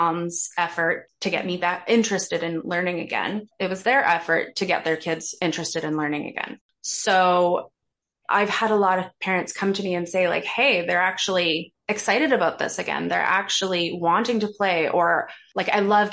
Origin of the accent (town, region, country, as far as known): Canada; born or raised there; moved away as an adult; now in Toronto, Canada